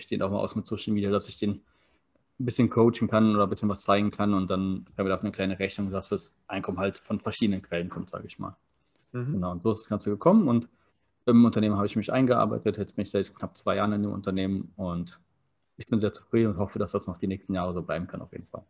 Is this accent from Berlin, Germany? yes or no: yes; Berlin, Germany; also born or lived in Maryborough, Queensland, Australia; now in Potsdam, Germany; ich komme aus Berlin, wohne jetzt in Potsdam